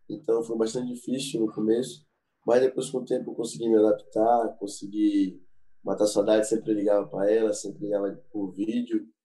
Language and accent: Portuguese; Salvador, Bahia, Brazil; Eu sou daqui de Salvador, então é muito calor e lá na Suíça é, é muito frio, é muito diferente, né?